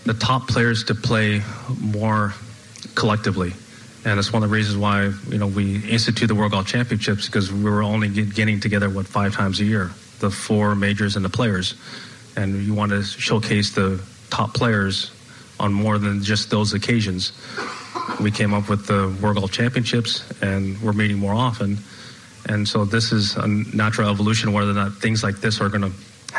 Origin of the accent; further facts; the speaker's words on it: Los Angeles area, California, United States; my hometown